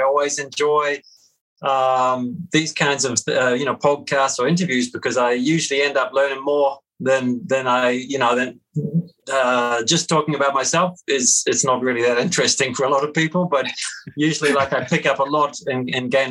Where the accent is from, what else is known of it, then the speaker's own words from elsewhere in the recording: Christchurch, Canterbury, New Zealand; growing up in the South Island of New Zealand, in a city called Christchurch